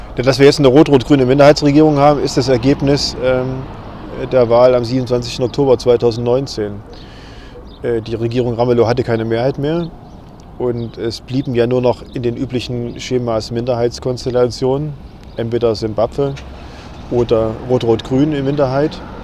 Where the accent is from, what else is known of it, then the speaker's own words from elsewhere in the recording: Thuringia, Germany; zu Hause, auch bei uns in Thüringen